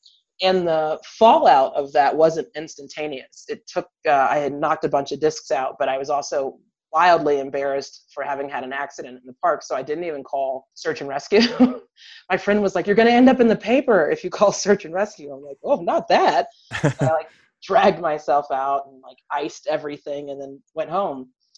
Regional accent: Wyoming, United States; And I said … I'm from Wyoming.

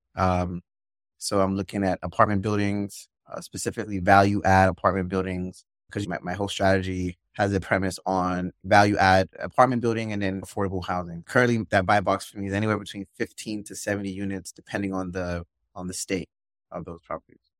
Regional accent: Nigeria; moved away; also born or lived in Maryland, United States; I was born in Maryland, my whole family, really, and then we moved, we all moved to Nigeria when I was about seven years old

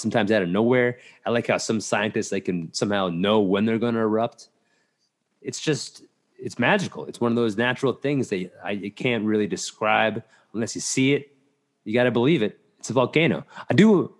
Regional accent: Hillsdale, New Jersey, United States; I grew up in Hillsdale, New Jersey.

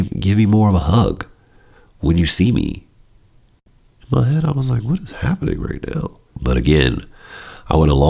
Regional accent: Chicago, Illinois, United States; we're both from Chicago

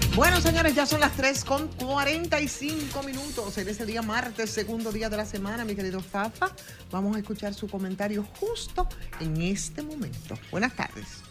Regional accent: Dominican Republic; nosotros como dominicanos

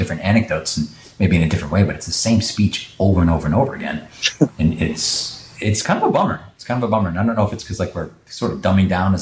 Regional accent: Boston, Massachusetts, United States; moved away; I'm from Boston

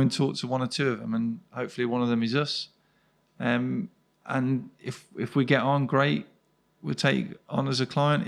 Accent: Birmingham, West Midlands, United Kingdom; I'm born and bred in Birmingham, live not too far away now

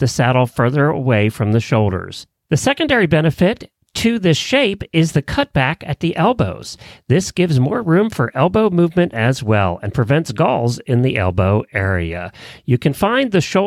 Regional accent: Lexington, Kentucky, United States; from Lexington, Kentucky

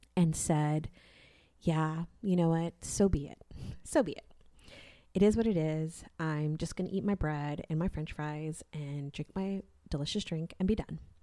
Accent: California, United States; now in Texas, United States; I grew up in California.

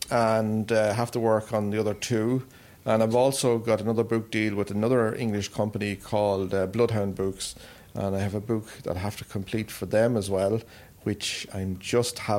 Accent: Carrigallen, Leitrim, Ireland; And like local people in, in my hometown of Carrigallen been really supportive over the years

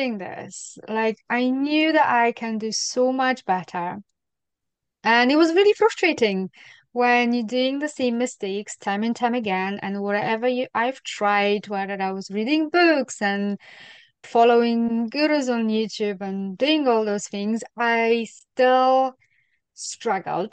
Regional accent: Poland; now in Scotland, United Kingdom; Poland is a very Catholic country

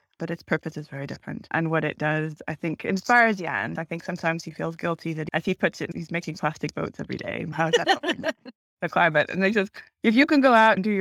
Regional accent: Canada; moved away as an adult; also born or lived in Hong Kong; now in Cape Town, South Africa; I'm Canadian. I'm used to minus 20 winters

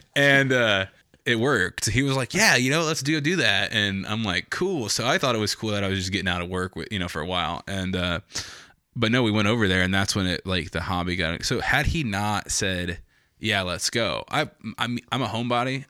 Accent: Logansport, Indiana, United States; also born or lived in San Antonio, Texas; I came from Logan Sport

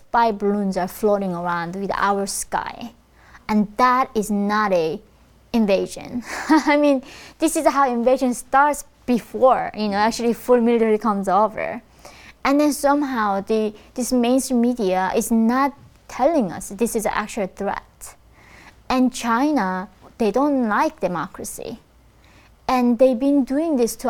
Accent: North Korea; moved away; when I was born in North Korea

